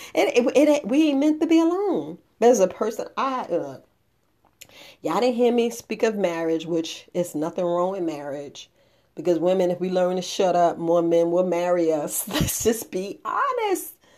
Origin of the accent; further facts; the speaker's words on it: New York, United States; growing up in New York